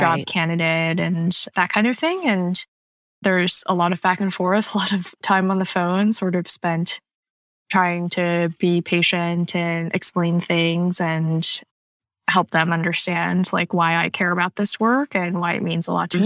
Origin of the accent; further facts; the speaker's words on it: Pearland, Texas, United States; moved away; also born or lived in Canada / California; I am mostly from um, just south of Houston, Texas. Uh, we mm-hmm. moved there when I was around six or seven, and that's where I spent most of my childhoods.